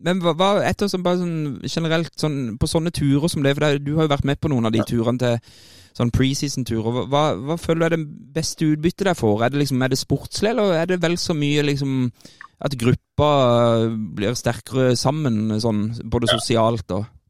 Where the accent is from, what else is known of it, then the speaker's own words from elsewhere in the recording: Kristiansand, Agder, Norway; der jeg er født og oppvokst